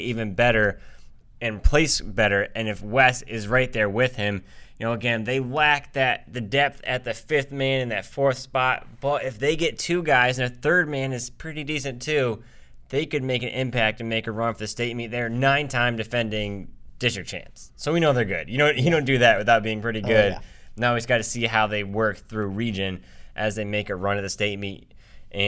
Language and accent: English; New York and the Northeast, United States; now in Texas, United States; We come from New York and the Northeast